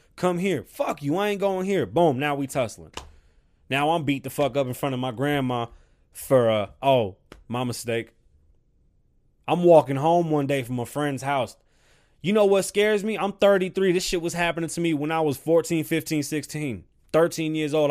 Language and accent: English; New York City, New York, United States; moved away; I'm from the South Bronx.